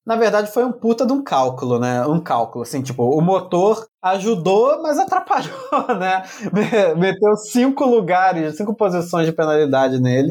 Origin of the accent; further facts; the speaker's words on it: Brazil; Vem na minha terra, vai falar português